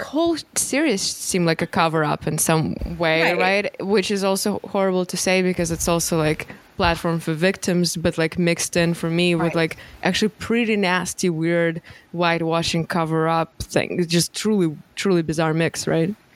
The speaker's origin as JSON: {"language": "English", "region": "Moscow", "country": "Russia", "tie": "born or raised there", "second_language": "English", "moved": "as an adult", "said": "I lived my first 20 years, I grew up in Moscow"}